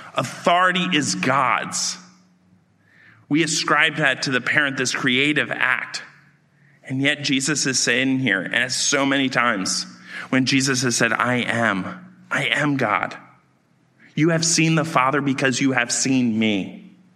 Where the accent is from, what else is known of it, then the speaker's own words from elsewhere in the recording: outside of Baltimore, Maryland, United States; I grew up outside of Baltimore